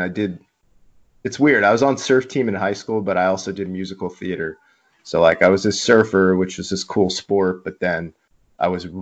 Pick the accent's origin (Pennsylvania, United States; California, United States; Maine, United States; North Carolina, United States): California, United States; Mission Viejo; I grew up in Mission Viejo, a Missionite, an inland kid.